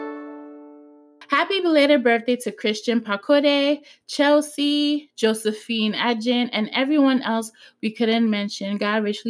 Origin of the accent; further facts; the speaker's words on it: Ghana; I'm from Ghana.